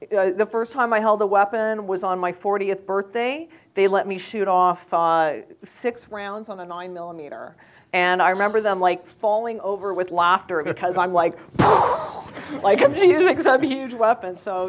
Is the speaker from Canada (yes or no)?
yes; Canada; now in United States; I'm from Canada, so until I moved to the United States, I'd never even seen a gun live.